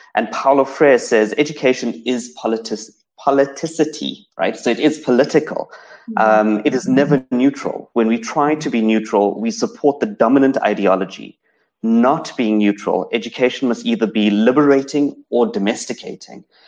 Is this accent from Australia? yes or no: no; South Africa; first language English; as a South African Indian growing up in South Africa, um, my accent, my the the fact that I speak standard English, that I that I am a monolingual English speaker